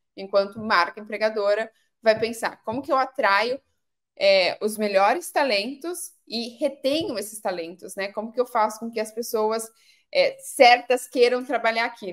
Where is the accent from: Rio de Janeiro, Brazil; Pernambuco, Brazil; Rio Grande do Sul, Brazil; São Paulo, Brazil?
São Paulo, Brazil; Pedreira; eu sou do, de uma cidade do interior de São Paulo, uma cidade chamada Pedreira